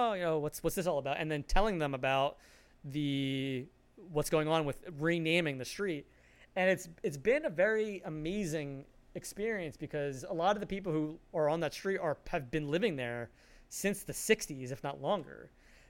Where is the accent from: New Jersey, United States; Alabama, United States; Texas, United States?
New Jersey, United States; I grew up in New Jersey